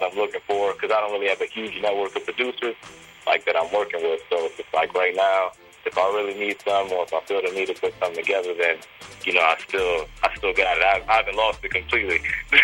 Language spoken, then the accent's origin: English; Silver Spring, Maryland, United States; I was born and raised on the East Coast, Silver Spring, Maryland. Lived here whole life